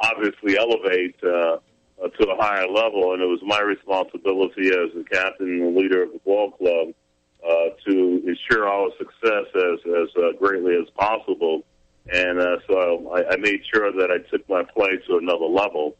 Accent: New York, United States; moved away; I grew up in New York

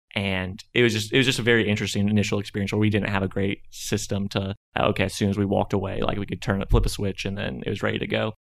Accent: Conway, Arkansas, United States; moved away as an adult; now in Fayetteville, United States; I'm originally from Conway, Arkansas, and came to U of A twenty eleven to study finance

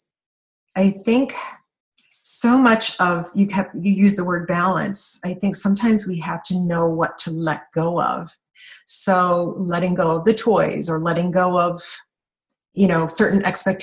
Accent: Kentucky, United States; I'm from Kentucky.

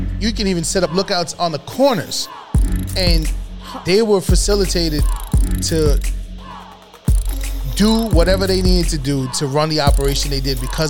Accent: New York City, New York, United States; One of the Carters of the Bronx. No, I definitely did. Listen, I grew up on Webb Avenue between 190th and Kingsbridge.

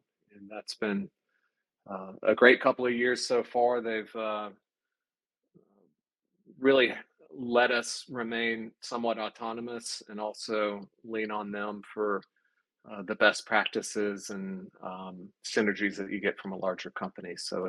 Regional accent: Charlotte, North Carolina, United States; I'm from Charlotte

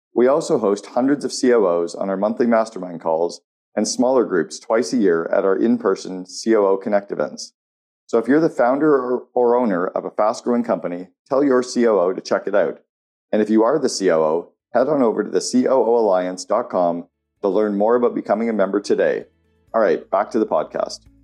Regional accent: Canada; as a Canadian

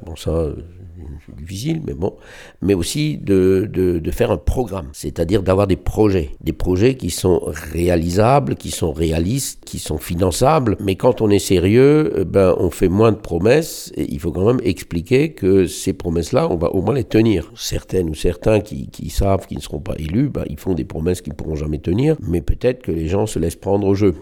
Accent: Strasbourg, Grand Est, France; now in Bischheim, France; je suis né à Strasbourg et, j'ai grandi mes premières années à Neudorf

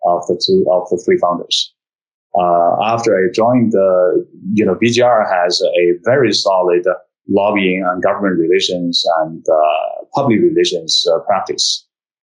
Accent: China; moved away as an adult; also born or lived in United States; now in Shanghai, China; I was born and raised in China, went to college, went to Peking University

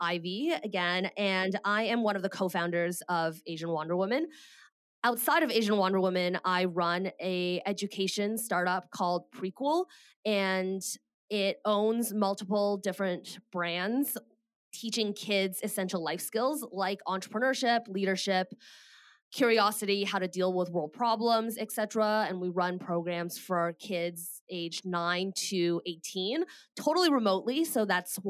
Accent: Canada; moved away as an adult; also born or lived in Bay Area, California; I am Canadian and I moved to the Bay Area and found a job in tech

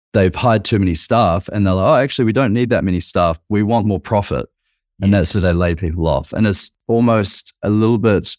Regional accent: New Zealand; now in Australia; I'm a Kiwi.

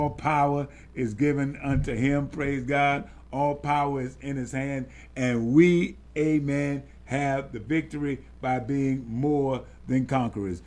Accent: the South, United States; growing up in the South, that large family

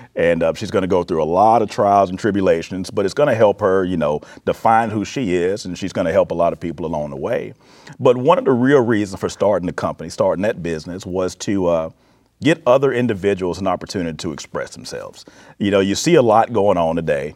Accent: Florence, Alabama, United States; moved away as an adult; also born or lived in Mississippi / Arizona / Texas / Illinois; now in Peoria, United States; born and raised in Alabama, lived in Mississippi, Arizona, Texas, Illinois

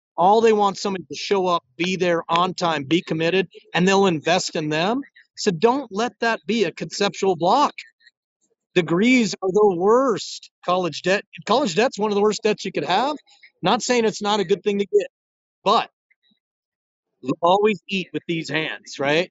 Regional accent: Rio Rancho, New Mexico, United States; They're in my hometown. Shout out to Rio Rancho, New Mexico

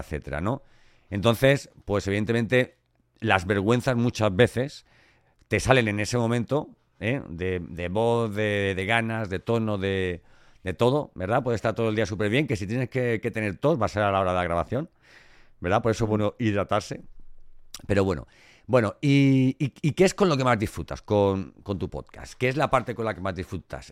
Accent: Elche, Valencian Community, Spain; yo soy de Elche del Cante. Y, los valencianos tenemos eso en la voz.

